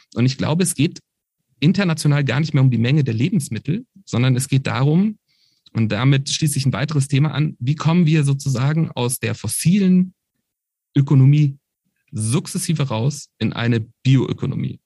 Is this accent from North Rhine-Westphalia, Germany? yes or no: no; Berlin, Germany; ich komme aus Berlin, das heißt Brandenburg ist die direkte Umgebung gewesen